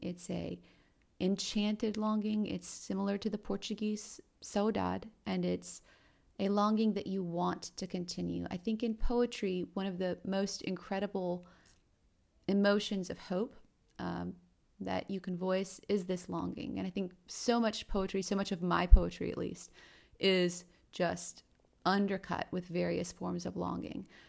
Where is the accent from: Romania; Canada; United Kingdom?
Romania; moved away; I was born in Romania